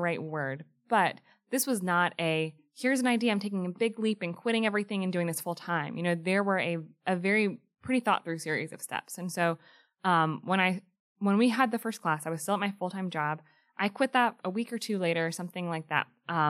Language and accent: English; Greensboro, North Carolina, United States; Greensboro, North Carolina.